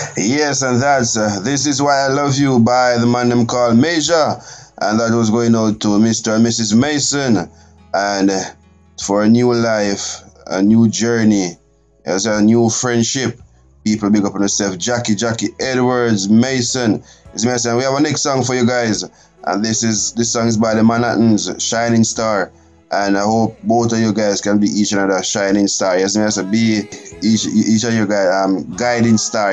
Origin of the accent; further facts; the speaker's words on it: Jamaica; my home country, Jamaica